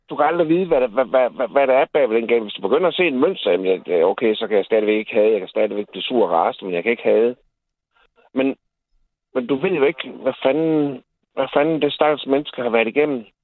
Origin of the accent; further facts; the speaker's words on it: Jutland, Denmark; men jeg er fucking jyde, det er jeg stolt af.